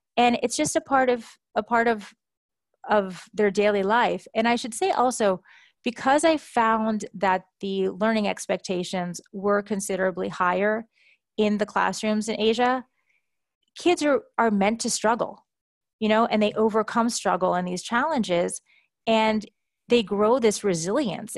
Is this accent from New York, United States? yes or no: yes; New York City, New York, United States; moved away as an adult; also born or lived in Hong Kong / Shanghai / Tokyo / Palo Alto; moved back to my hometown, New York City, just last summer